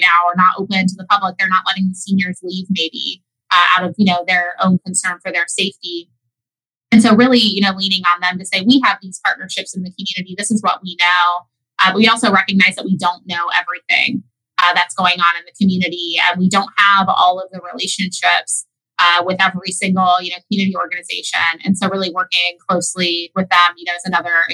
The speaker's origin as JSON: {"language": "English", "area": "Tuscarawas County", "region": "Ohio", "country": "United States", "said": "I'm from Tuscarawas County."}